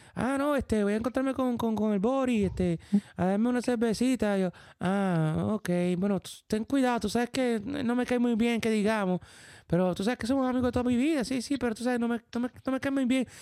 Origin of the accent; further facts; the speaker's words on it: Puerto Rico; moved away as an adult; now in New York, United States; en Puerto Rico nosotros vivíamos como una burbuja